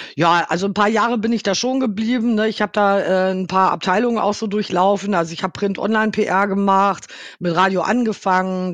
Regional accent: Hanover, Lower Saxony, Germany; moved away as an adult; also born or lived in Dortmund / Los Angeles; Gebürtig, okay. äh, gebürtige Hannoveranerin. Bin in Hannover, ja. äh, habe in Hannover-Linden gewohnt

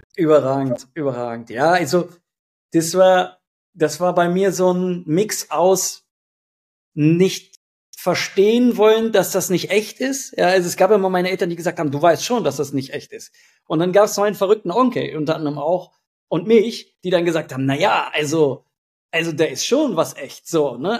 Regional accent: Hanover, Lower Saxony, Germany; ich komme aus Hannover

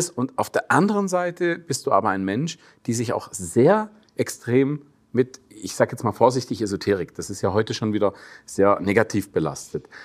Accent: Baden-Württemberg, Germany; now in Switzerland; Wir leben schon ewig in der Schweiz, aber du kommst auch aus der schwäbischen Heimat, wo ich herkomme

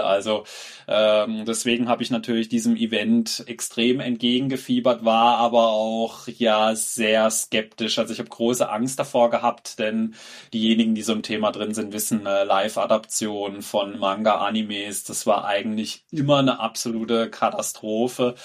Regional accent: Germany; bei uns in Deutschland

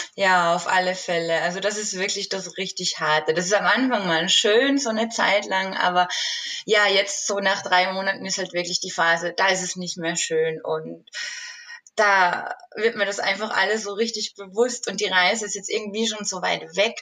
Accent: Austria; moved away as an adult; now in Switzerland; Ich komme ja ursprünglich aus Österreich

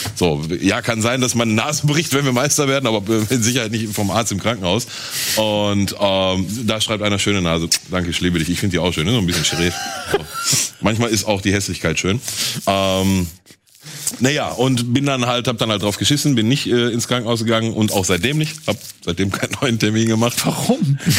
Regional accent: Gelsenkirchen, North Rhine-Westphalia, Germany; ich bin halt geboren in Gelsenkirchen, da groß geworden, lebt da auch bis heute noch

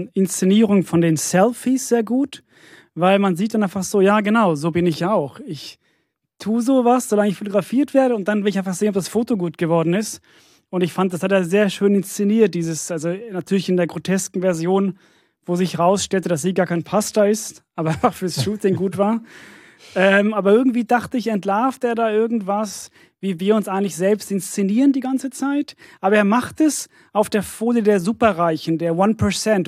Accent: Sweden; moved away; ich bin in Schweden aufgewachsen

